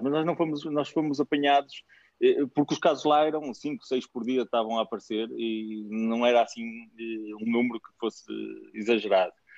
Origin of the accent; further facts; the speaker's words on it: Guimarães, Norte, Portugal; moved away as an adult; nascido, nascido e criado em Guimarães, o berço da nação.